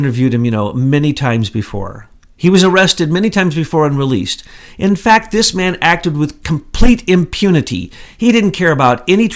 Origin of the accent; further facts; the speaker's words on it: the Ozarks, United States; I'm from the Ozarks.